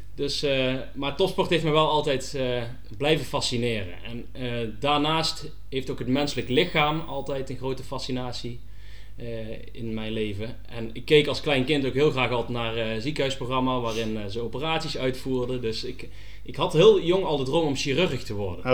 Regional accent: North Brabant, Netherlands; ik blijf toch een Brabander, dus eh, een hapje en een drankje en carnaval, dat zit wel in het bloed

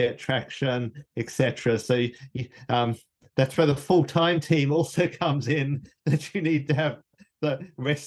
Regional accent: Australia; moved away; Me and Anthony, we're Australian.

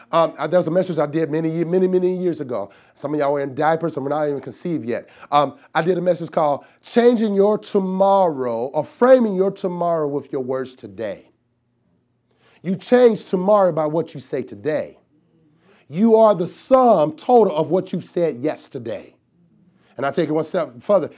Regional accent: the South, United States; I'm from the South

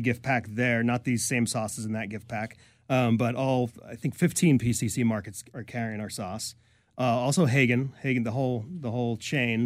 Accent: New York, United States; now in Bellingham, United States; I grew up in New York

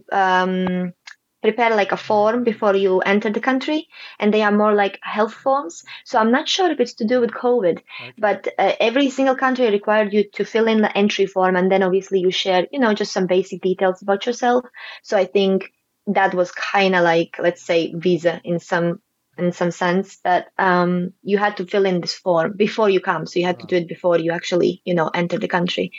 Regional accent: Latvia; moved away as an adult; also born or lived in Huelva, Spain; now in Gibraltar; I'm originally from Latvia

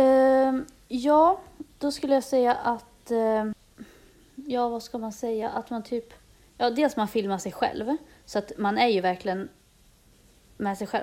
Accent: Dalarna County, Sweden; moved away as an adult; now in Stockholm, Sweden; Jag kom nyss tillbaka till Stockholm. Jag har varit hemma i Dalarna ett tag

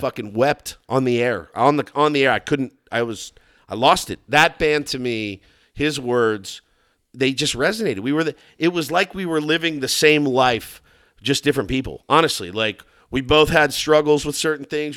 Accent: Texas, United States; I'm from Texas

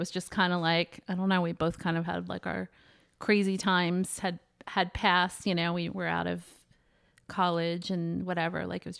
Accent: Pennsylvania, United States; now in Atlantic Highlands, United States; moved to Atlantic Highlands, which is like a halfway point for us because your dad's from Long Island and I'm from Pennsylvania, as you know.

